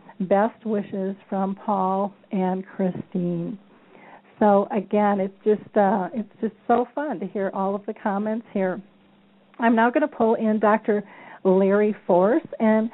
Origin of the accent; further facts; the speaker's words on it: Czechia; English is a second language; I'm from the Czech Republic, and here in our country, it's very unusual to speak openly about dementia.